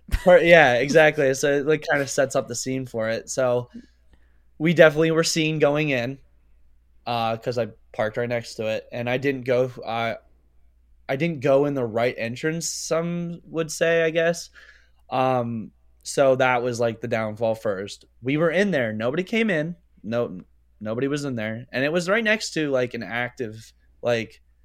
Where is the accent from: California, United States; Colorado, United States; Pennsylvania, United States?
Pennsylvania, United States